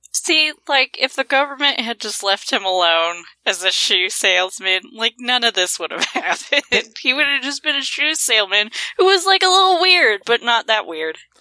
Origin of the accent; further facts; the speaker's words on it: Montana, United States; I'm from Montana